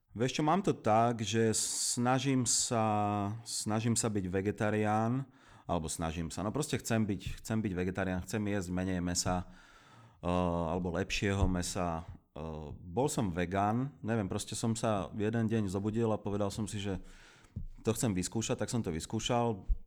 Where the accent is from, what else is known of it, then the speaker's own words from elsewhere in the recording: Zlaté Moravce, Nitra Region, Slovakia; moved away as an adult; now in Prague, Czech Republic; Ja pochádzam z Kalex City, a.k.a. Zlaté Moravce.